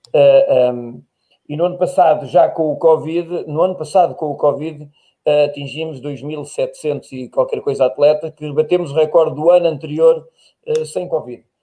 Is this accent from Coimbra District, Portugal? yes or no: yes; Tábua, Coimbra District, Portugal; now in Lisbon, Portugal; Tábua, eu nasci em Tábua